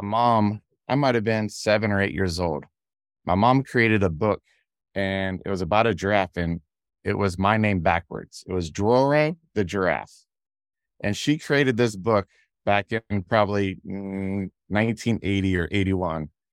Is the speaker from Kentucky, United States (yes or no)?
no; Ohio, United States; now in Georgia, United States; we had sunflowers growing up in Ohio